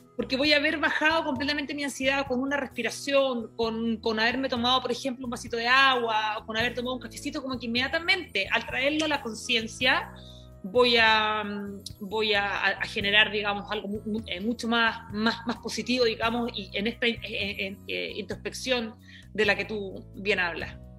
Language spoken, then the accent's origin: Spanish; Iquique, Tarapacá, Chile; moved away; Yo eh, vengo desde Chile, eh, me crié en Iquique, en un lugar eh, que era muy chiquito, una región de, de, Chile